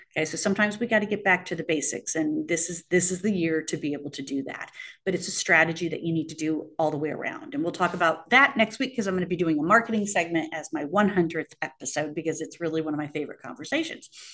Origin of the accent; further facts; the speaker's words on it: Arizona, United States; growing up in Arizona